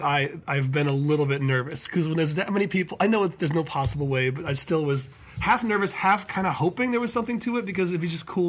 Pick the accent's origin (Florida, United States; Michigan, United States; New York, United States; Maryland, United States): Michigan, United States; Ann Arbor; born or raised there; also born or lived in Minneapolis, Minnesota